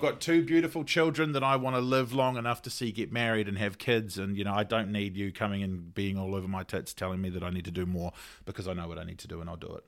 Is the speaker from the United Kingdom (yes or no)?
no; Auckland, New Zealand; I grew up in Ranui, so Ranui Medical was my, was my G P